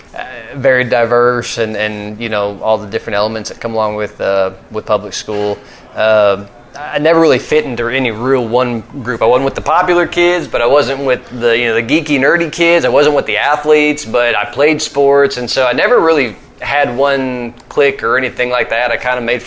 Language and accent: English; Arkansas, United States; also born or lived in Minnesota; I consider myself a good old Southern boy and growing up in Arkansas